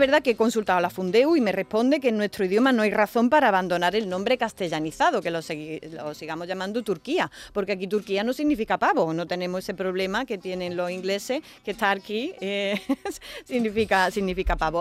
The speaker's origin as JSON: {"language": "Spanish", "town": "Alcaudete", "region": "Andalusia", "country": "Spain", "said": "Yo soy de Alcaudete"}